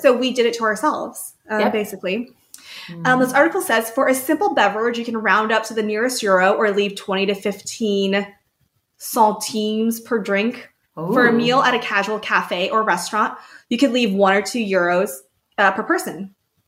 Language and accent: English; United States; as an American